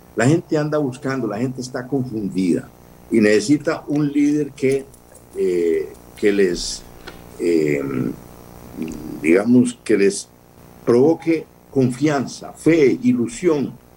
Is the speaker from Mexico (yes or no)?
no; Costa Rica; mi país